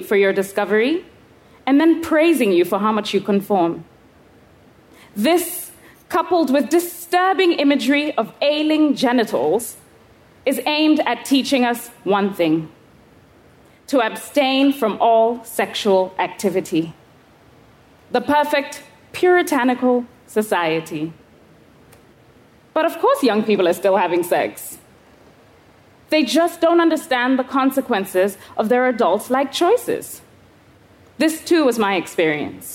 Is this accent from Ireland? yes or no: no; Kenya; I was 11 years old, growing up in Kenya.